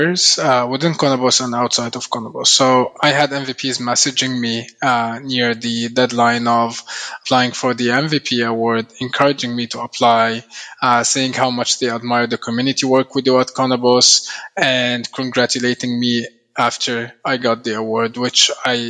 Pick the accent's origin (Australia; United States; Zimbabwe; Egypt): Egypt; moved away as an adult; also born or lived in Canada; I'm from Egypt. I used to live in Canada for the past 8 years, and I recently moved back home to Egypt a few months ago.